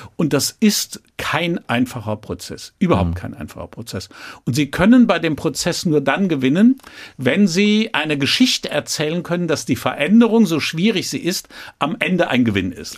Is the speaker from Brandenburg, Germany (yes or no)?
no; Troisdorf, North Rhine-Westphalia, Germany; ich bin protestantischer Rheinländer